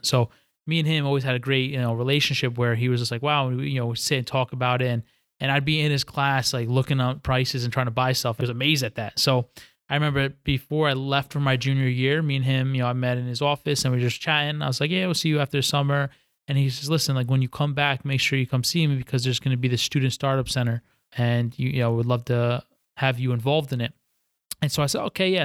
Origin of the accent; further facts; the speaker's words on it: White Plains, New York, United States; moved away as an adult; also born or lived in Stillwater, Oklahoma; born and raised in White Plains, New York, which is about twenty-five minutes outside, uh, Manhattan